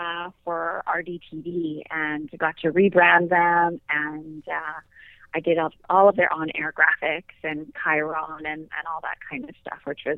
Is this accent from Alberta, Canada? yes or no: yes; Edmonton, Alberta, Canada; moved away as an adult; also born or lived in Calgary / Red Deer; now in United States; I was born in Calgary, but I moved to Edmonton in second grade and basically had the like Edmontonian blood transfusion. I always kind of laugh about that because I never really tell anybody I'm from Calgary.